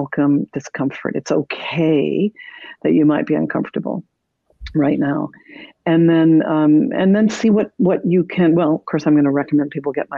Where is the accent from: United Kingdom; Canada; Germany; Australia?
Canada; moved away as an adult; now in United States; I am Canadian